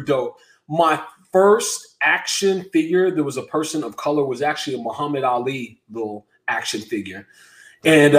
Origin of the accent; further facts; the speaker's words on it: San Francisco, California, United States; I grew up in San Francisco